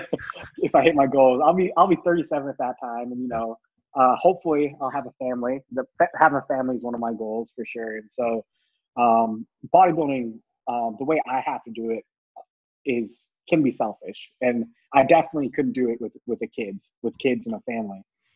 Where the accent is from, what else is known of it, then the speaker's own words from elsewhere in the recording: India; born there; I was born in India, and I'm of Indian descent